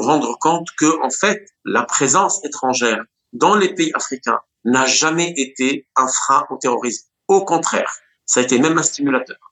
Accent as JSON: {"language": "French", "country": "Tunisia", "said": "moi, tunisien"}